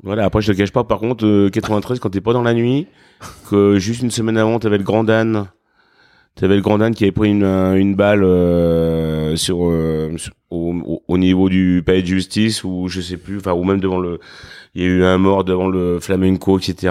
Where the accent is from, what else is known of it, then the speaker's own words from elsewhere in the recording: Craponne, Auvergne-Rhône-Alpes, France; also born or lived in Lyon; je suis né à Lyon, mais on va dire, je suis petit-fils euh, et fils de, de blanchisseur